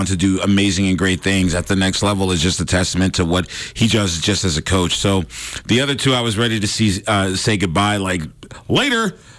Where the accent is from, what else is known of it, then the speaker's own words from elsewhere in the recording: East Coast, United States; now in Montana, United States; Growing up on the East Coast